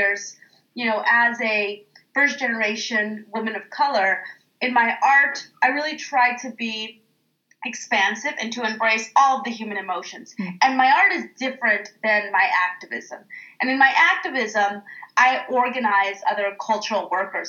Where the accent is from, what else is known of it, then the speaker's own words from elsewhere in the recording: Oakland, California, United States; as a kid, growing up in East Oakland